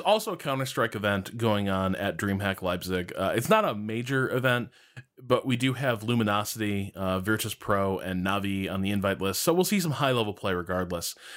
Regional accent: Chicago, Illinois, United States; we're both from Chicago.

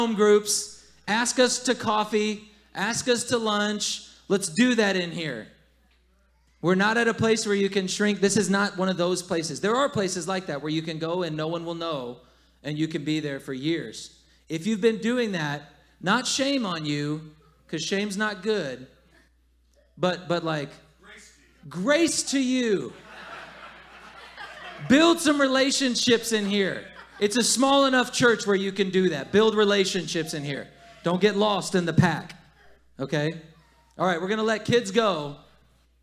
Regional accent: the South, United States; moved away as an adult; I'm still from the South. I still grew up there

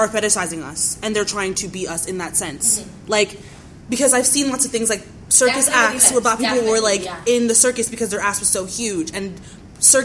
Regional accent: Canada; I'm Canadian

